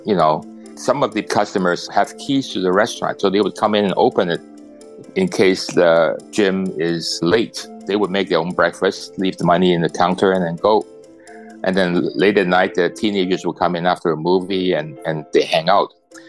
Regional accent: Canada; this is my home country

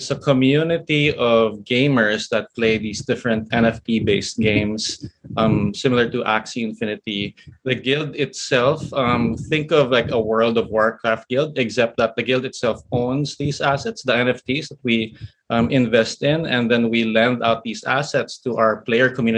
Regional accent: Philippines; here in my home country, the Philippines

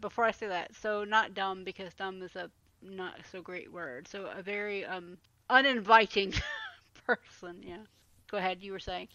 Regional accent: Atlanta, Georgia, United States; growing up in Atlanta. One thing we always had was a Waffle House

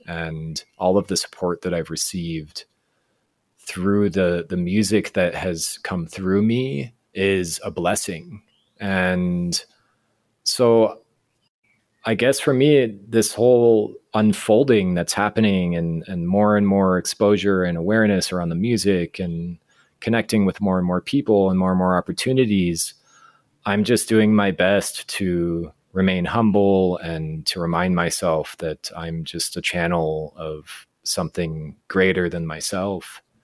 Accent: Fort Collins, Colorado, United States; moved away as an adult; now in Guatemala; I grew up in Colorado, in Fort Collins

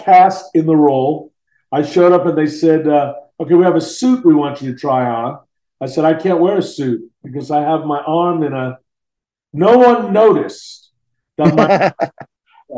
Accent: Long Island, New York, United States; moved away as an adult; also born or lived in San Francisco; I grew up on Long Island and back east

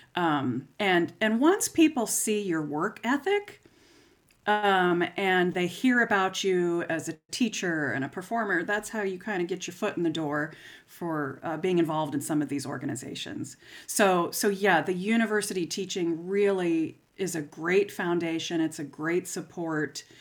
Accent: St. Petersburg, Florida, United States; moved away as an adult; now in Lincoln, United States; I grew up in Saint Petersburg, Florida

